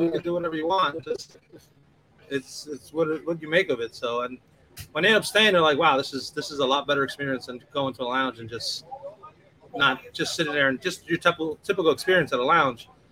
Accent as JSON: {"language": "English", "town": "New York City", "region": "New York", "country": "United States", "tie": "born or raised there", "said": "growing up in New York City and just the out suburbs of New York"}